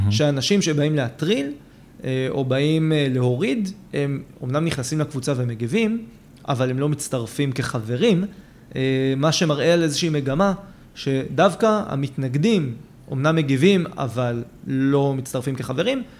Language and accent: Hebrew; Israel; אני גדלתי בבית מאוד ציוני. Mm-hmm. בית מאוד שורשי פה בארץ